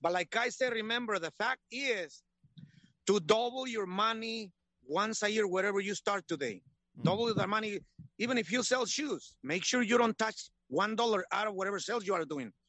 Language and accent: English; Michoacán, Mexico; now in United States; I'm Mexican. Yeah. Born in Michoacan, Mexico.